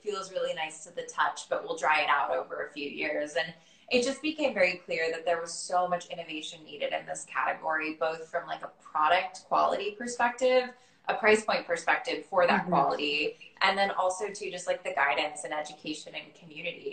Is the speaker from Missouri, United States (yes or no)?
no; Florida, United States; growing up in Florida